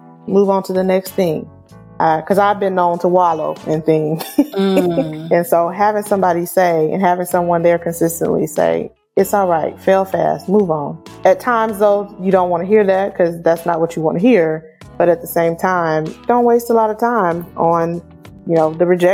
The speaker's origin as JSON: {"language": "English", "town": "Wichita", "region": "Kansas", "country": "United States", "tie": "born or raised there", "said": "growing up in Wichita, Kansas"}